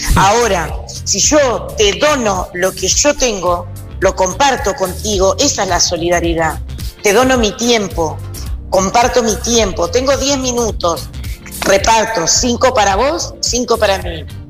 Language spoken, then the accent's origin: Spanish; Montevideo, Uruguay; Yo nací en Montevideo, vivo en Montevideo.